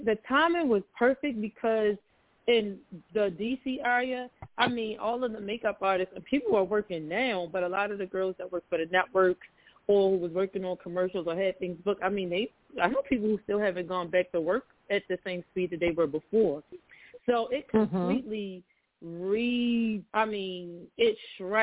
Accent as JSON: {"language": "English", "town": "Baltimore", "region": "Maryland", "country": "United States", "said": "I am from Baltimore, Maryland"}